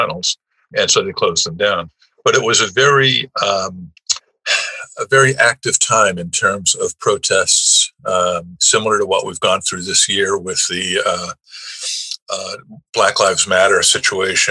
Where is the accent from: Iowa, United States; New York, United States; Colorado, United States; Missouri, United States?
New York, United States; New York City; accent: New York; also born or lived in Brooklyn, New York / Buffalo, New York; I was born in New York City in Brooklyn, but raised primarily in the Bronx by my mother